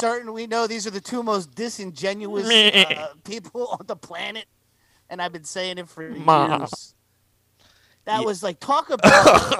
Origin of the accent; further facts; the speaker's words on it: Boston, Massachusetts, United States; born there; also born or lived in Weston; I was born in Boston, went to Cambridge High School in Weston, Massachusetts, and attended college at NYU.